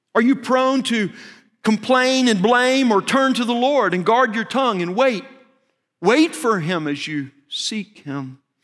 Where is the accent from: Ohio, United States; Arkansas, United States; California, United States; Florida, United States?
Arkansas, United States; moved away as an adult; now in Texas, United States; I grew up in Arkansas